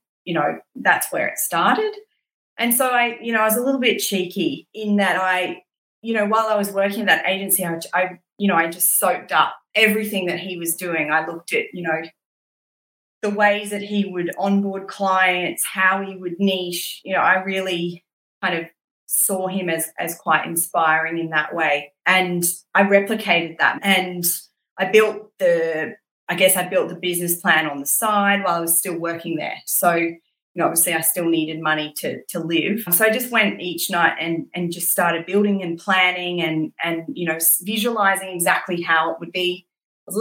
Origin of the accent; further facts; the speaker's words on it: Brisbane, Queensland, Australia; moved away; also born or lived in London; I grew up in Brisbane and went to school in Brisbane